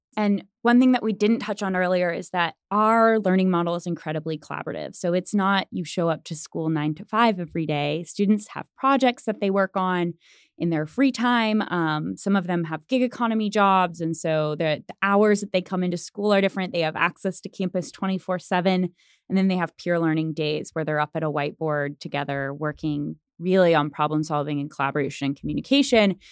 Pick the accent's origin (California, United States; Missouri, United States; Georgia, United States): Missouri, United States; Springfield; now in Tulsa, United States; I'm from Springfield, Missouri, which is not far from Tulsa